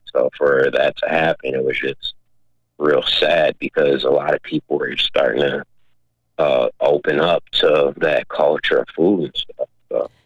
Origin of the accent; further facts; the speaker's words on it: Minneapolis, Minnesota, United States; growing up in South Minneapolis